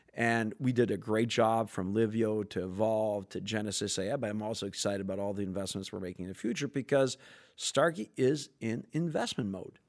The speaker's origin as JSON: {"language": "English", "country": "Canada", "said": "I'm French Canadian"}